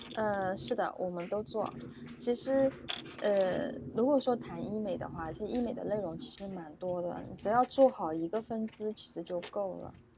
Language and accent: Chinese; Suzhou, Jiangsu, China; 我是，我是那个苏州的